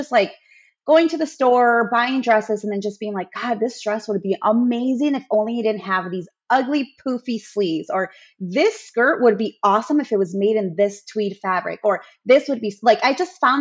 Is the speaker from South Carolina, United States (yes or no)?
no; Chicago, Illinois, United States; I live in Chicago, born and raised